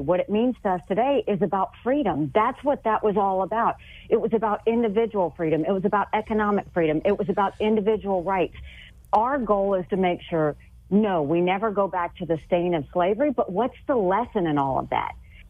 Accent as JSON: {"language": "English", "region": "the South", "country": "United States", "said": "I'm from the South."}